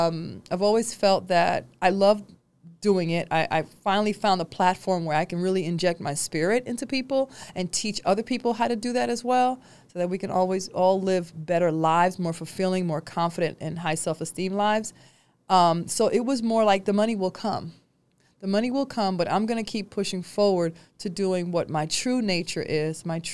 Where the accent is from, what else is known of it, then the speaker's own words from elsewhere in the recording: New York, United States; A child, I grew up in New York, and I'm used to having, I'm not used to people being separated.